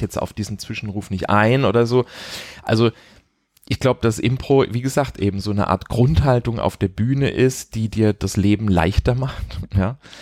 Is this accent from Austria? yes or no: no; Heidelberg, Baden-Württemberg, Germany; moved away as an adult; also born or lived in Karlsruhe / Mannheim; now in Berlin, Germany; In Heidelberg aufgewachsen, in Mannheim zur Schule gegangen. Also so Baden.